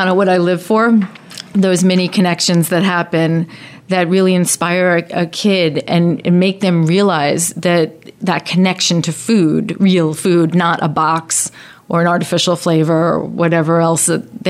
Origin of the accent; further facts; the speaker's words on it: Hauppauge, New York, United States; I grew up in Hotsville, never knew there was a farm in Center Ridge.